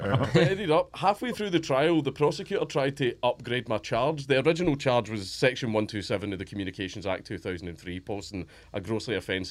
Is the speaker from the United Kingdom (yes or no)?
yes; Coatbridge, Scotland, United Kingdom; I grew up in Coatbridge.